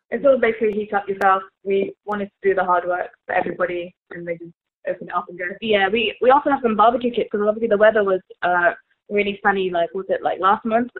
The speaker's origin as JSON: {"language": "English", "country": "Malaysia", "tie": "born or raised there", "moved": "as an adult", "lives_now": "United Kingdom", "said": "we grew up in Malaysia together. Uh, came over to the UK hmm. yeah. years ago."}